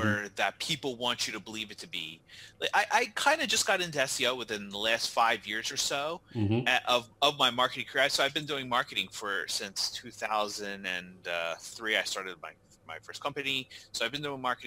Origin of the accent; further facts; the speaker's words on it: New Jersey, United States; I am born and raised in New Jersey